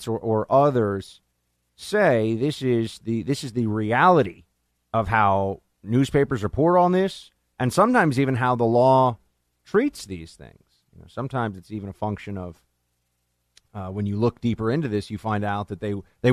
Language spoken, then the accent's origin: English; New York City, New York, United States; In my hometown, New York City